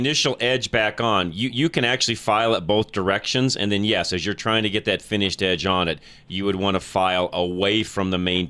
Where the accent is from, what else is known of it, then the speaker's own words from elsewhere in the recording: Colorado, United States; Growing up in Colorado